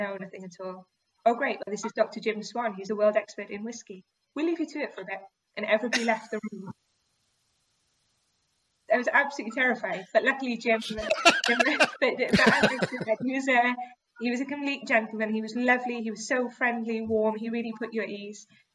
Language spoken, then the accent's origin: English; Cardiff, Wales, United Kingdom; I'm originally from Cardiff.